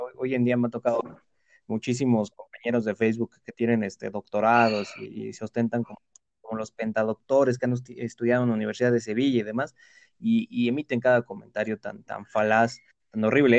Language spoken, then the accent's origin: Spanish; Mexico; acá en México